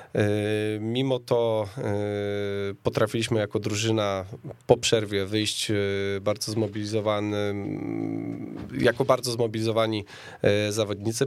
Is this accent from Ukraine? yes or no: no; Opole Voivodeship, Poland; now in Warsaw, Poland; pochodzę z Opolszczyzny